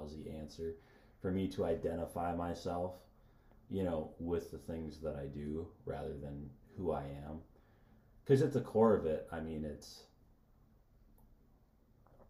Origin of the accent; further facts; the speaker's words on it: United States; We are American Christians, not Christian Americans